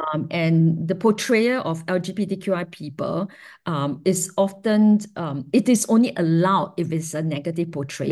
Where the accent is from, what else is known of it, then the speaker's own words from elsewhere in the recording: Singapore; growing up in Singapore is a, is a, is a fiercely heteronormative